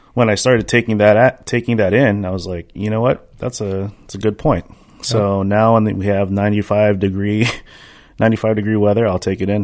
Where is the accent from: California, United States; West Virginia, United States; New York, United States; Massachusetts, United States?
California, United States; the Bay Area; moved away; I'm from the Bay.